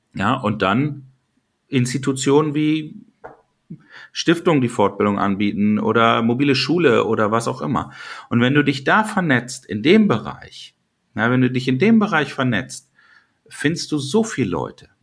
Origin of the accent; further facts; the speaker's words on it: Lower Saxony, Germany; als Niedersachse